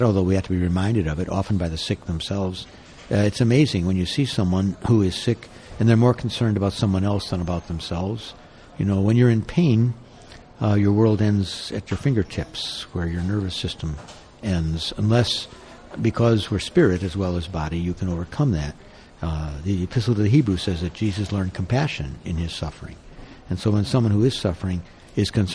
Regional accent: Chicago, Illinois, United States; growing up in Chicago

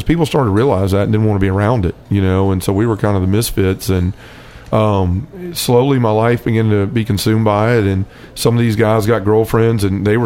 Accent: Memphis, Tennessee, United States; I was raised Baptist here in Memphis

